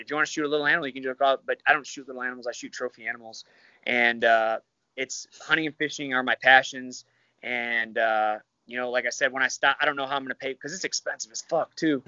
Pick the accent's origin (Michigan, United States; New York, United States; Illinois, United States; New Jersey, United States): Michigan, United States; moved away; I'm from Michigan